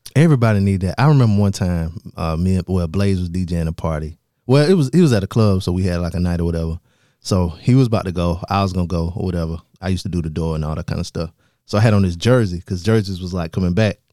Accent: southern South Carolina, United States; I'm from, I'm from South, South Carolina. I'm from the south part of South Carolina

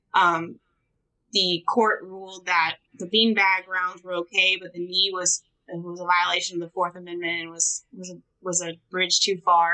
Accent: California, United States; also born or lived in San Francisco; now in Georgia, United States; I'm from California

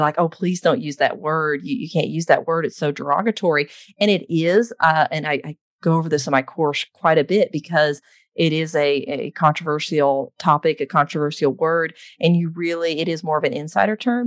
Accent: Texas, United States; I was born and raised in Texas

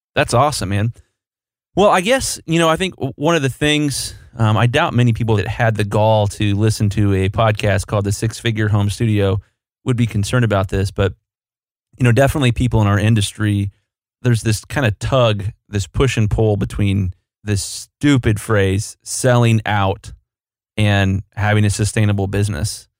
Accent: Columbus, Ohio, United States; I'm from Columbus, Ohio. I still live in Columbus, Ohio.

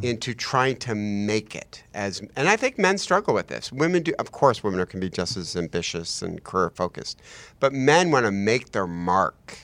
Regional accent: United States; as American Christians

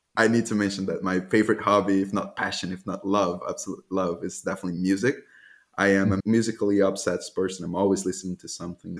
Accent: Salvador, Bahia, Brazil; moved away as an adult; also born or lived in Germany; I was born in Salvador, Bahia, Brazil

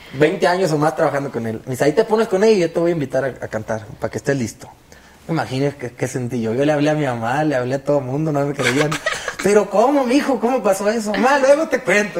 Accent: Hermosillo, Sonora, Mexico; moved away as an adult; now in Los Angeles, United States; Yo soy allá de Hermosillo, Sonora, y hace 10 años yo me fui para, para los Estados Unidos.

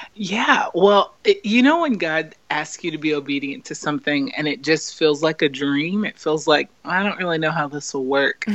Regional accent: United States; I growing up as an American

